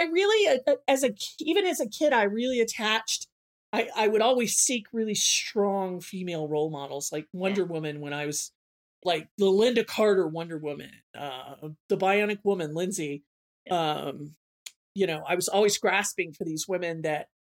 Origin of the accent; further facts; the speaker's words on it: Southern United States, United States; I'm from the South, but my parents are liberals.